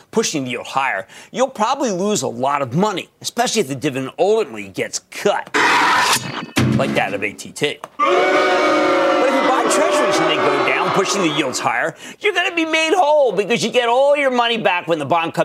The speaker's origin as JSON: {"language": "English", "region": "New Jersey", "country": "United States", "said": "New Jersey, my home state"}